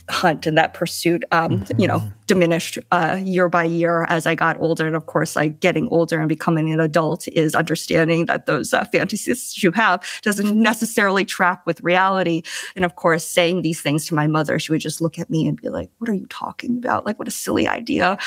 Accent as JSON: {"language": "English", "town": "Eden Prairie", "region": "Minnesota", "country": "United States", "tie": "born or raised there", "also_born_or_lived": "China", "said": "I predominantly grew up in Minnesota in a place called Eden Prairie."}